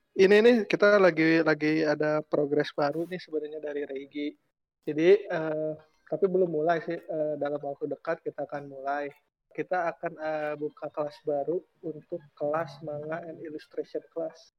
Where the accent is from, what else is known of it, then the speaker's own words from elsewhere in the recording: Indonesia; also born or lived in Japan; kita, orang Indo